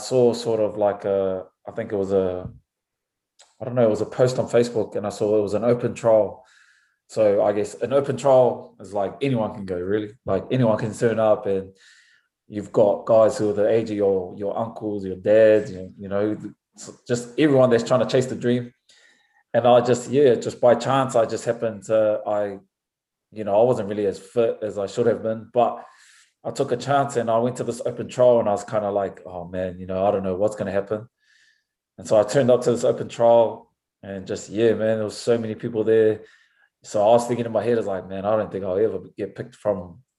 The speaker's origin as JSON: {"language": "English", "region": "Auckland", "country": "New Zealand", "tie": "born or raised there", "moved": "as an adult", "lives_now": "Washington, United States", "said": "growing up in New Zealand, especially in Auckland"}